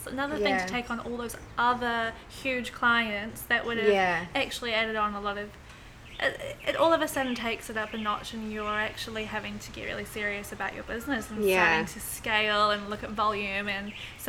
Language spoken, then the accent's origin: English; New Zealand; now in London, United Kingdom; But especially being in London, being a Kiwi girl, and yeah.